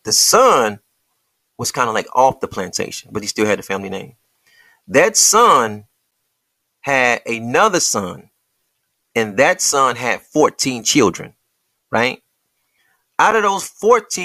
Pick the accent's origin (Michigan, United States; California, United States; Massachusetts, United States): Michigan, United States; Detroit; I am from Detroit